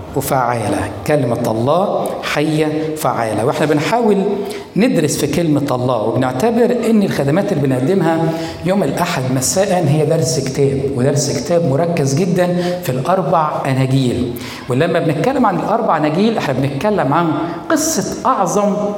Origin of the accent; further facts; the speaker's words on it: Egypt; بلادنا مصر